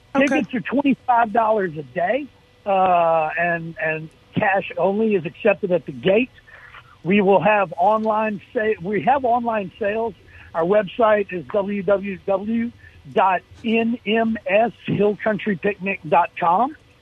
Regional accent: Jackson, Mississippi, United States; I'm from Jackson, although uh, I, I, I went to the University of Mississippi

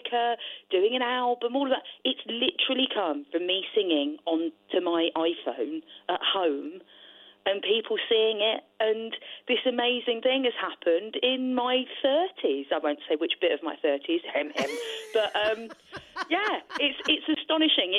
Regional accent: London, United Kingdom; I sound like this. I'm from London.

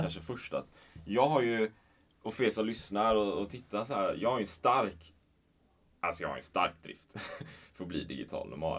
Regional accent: Sweden

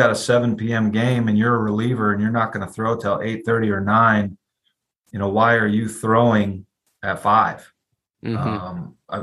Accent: Ann Arbor, Michigan, United States; moved away as an adult; also born or lived in California / Maryland; now in Georgia, United States; I was born and raised in Ann Arbor, Michigan. Grew up in the cold

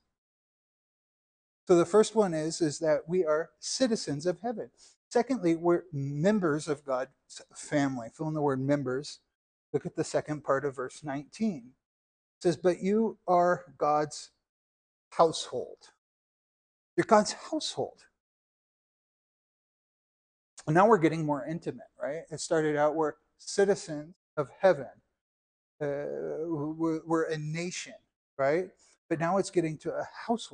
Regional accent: United States; also born or lived in Israel; as an American citizen

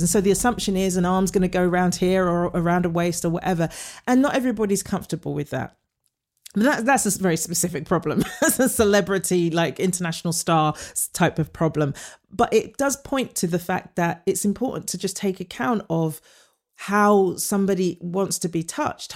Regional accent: United Kingdom; moved away; as a British actor coming over

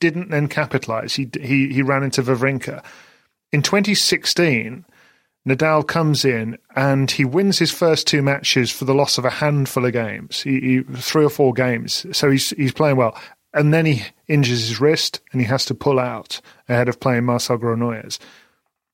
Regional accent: United Kingdom; we're British

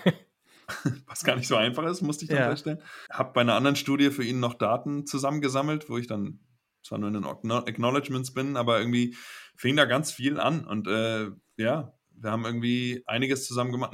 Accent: Kiel, Schleswig-Holstein, Germany; moved away as an adult; also born or lived in Giessen; now in Basel, Switzerland; ich komme aus Kiel, hat mehr Einwohner als Basel

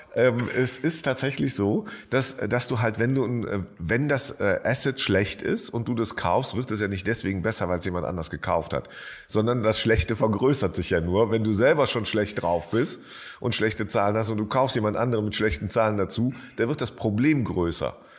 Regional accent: Jülich, North Rhine-Westphalia, Germany; now in Berlin, Germany; in meiner alten Heimatstadt Jülich

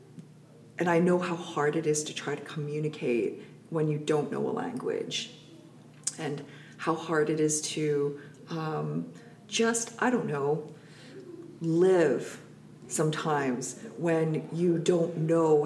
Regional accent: North Vancouver, British Columbia, Canada; I grew up in North Vancouver

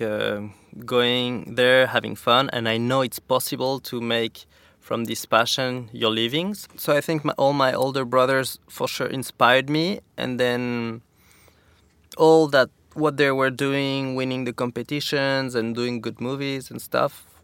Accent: Saint-Lary-Soulan, Occitania, France; also born or lived in Val Thorens, France; now in Capbreton, France; I grew up in the Pyrenees, like a half hour from Spain in a resort called Saint Lary.

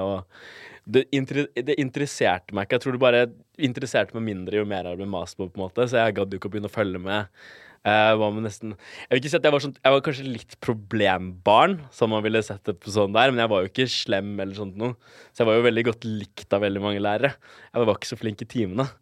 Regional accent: Bærum, Akershus, Norway; also born or lived in Colombia; jeg er oppvokst på Jar

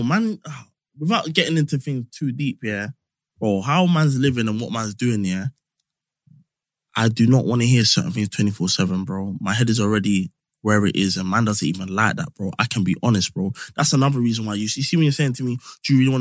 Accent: Northwest, London, United Kingdom; I'm from Northwest

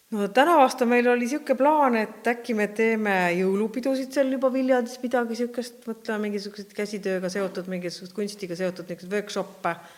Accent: Estonia; me oleme Eestist

